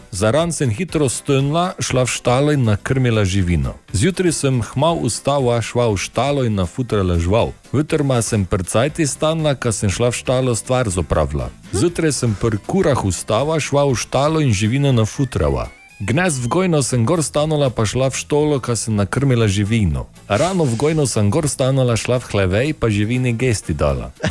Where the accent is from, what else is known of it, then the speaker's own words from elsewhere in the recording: Jurski Dol, Drava, Slovenia; eh, prihajam iz Jurskega dola, pri nas pa temu rečemo tako.